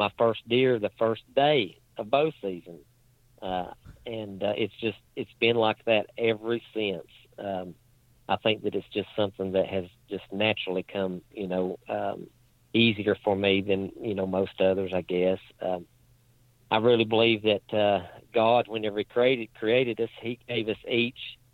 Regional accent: Lebanon, Virginia, United States; accent: hillbilly; If you can't tell by my accent, I'm about as hillbilly as you can get. But I'm pretty proud to be from where I am from

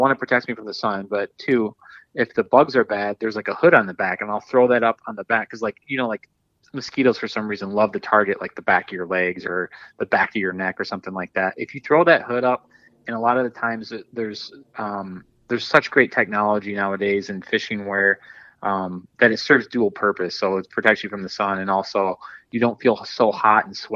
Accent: Dundee, Michigan, United States; I grew up in Southeast Michigan, and, you know, being right by Lake Erie, I grew up in kind of like around the Dundee area

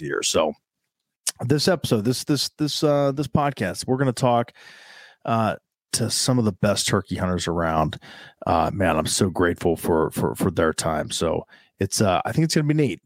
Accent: central Ohio, United States; I'm a guy from Ohio, born and raised here in central Ohio

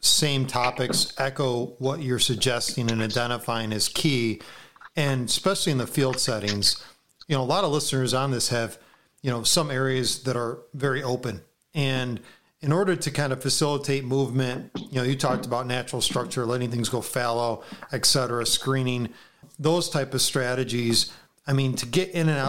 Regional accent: New York, United States; being a New Yorker

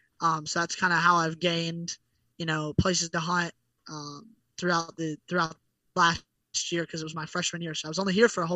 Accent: North Carolina, United States; moved away as an adult; now in Oklahoma, United States; I grew up in North Carolina

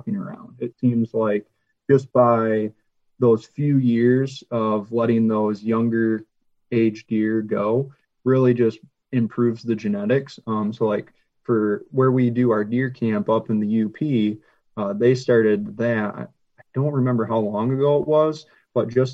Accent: Michigan, United States; now in Ohio, United States; local hunters back where I grew up in Michigan

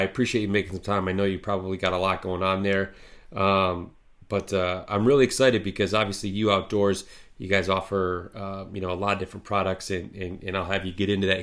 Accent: the Midwest, Michigan, United States; I grew up in the Midwest here

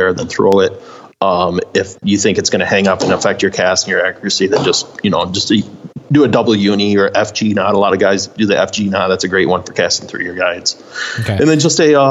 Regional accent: United States; I'm a man and I'm from America.

